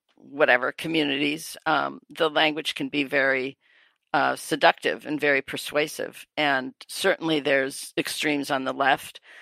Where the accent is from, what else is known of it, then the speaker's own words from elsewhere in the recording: Wisconsin, United States; moved away; also born or lived in New York; I'm from Wisconsin.